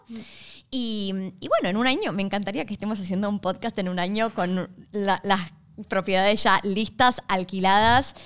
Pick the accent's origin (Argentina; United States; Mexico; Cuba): Argentina; now in Australia; venimos de Argentina